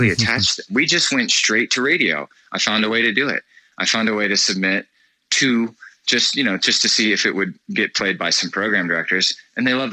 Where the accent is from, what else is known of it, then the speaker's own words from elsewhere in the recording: Florida, United States; we are from Florida